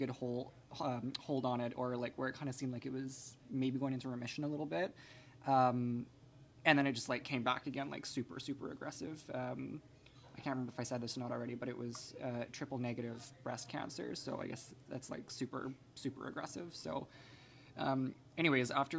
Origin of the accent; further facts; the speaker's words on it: Maple Ridge, British Columbia, Canada; I am born and raised in Maple Ridge, so I've been in the same house for 25 years.